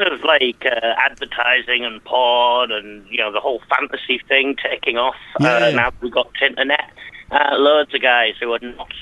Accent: Huddersfield, Yorkshire and the Humber, United Kingdom; I was born in Huddersfield in 1966.

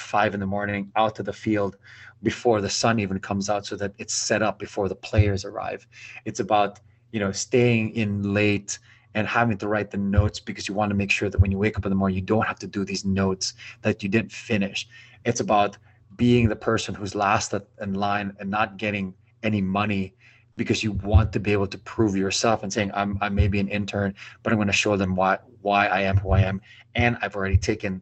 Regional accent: Philippines; now in United States; I'm an islander, I'm a Filipino

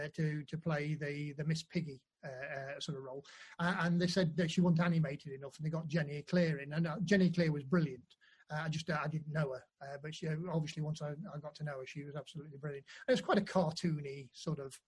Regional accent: Nottingham, East Midlands, United Kingdom; moved away; also born or lived in Sheffield / Chesterfield / Manchester; First gig I ever did was in Nottingham, because I'm from Nottingham.

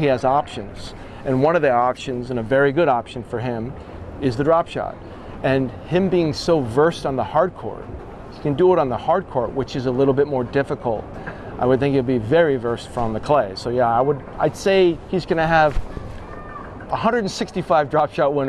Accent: United States; I am an American coach

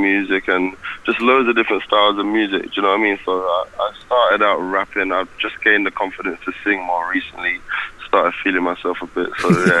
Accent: Croydon, London, United Kingdom; In Croydon.

